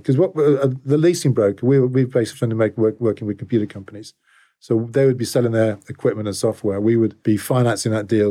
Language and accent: English; England, United Kingdom; also born or lived in Sydney, Australia; I'm English to a fault